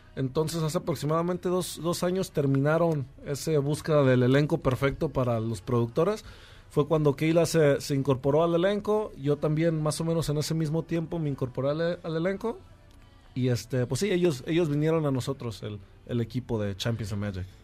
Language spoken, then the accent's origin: Spanish; El Grullo, Jalisco, Mexico; moved away as an adult; now in Los Angeles, United States; Originalmente soy de un lugar que se llama El Grullo, Jalisco, allá cerca de Guadalajara. Este, pero tengo 11 años viviendo también en Los Ángeles.